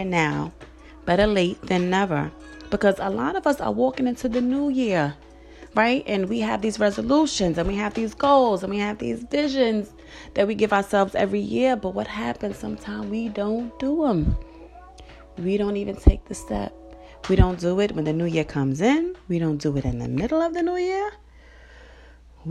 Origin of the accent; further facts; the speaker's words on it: New York City, New York, United States; in Fort Greene, in Brooklyn, the projects where I'm from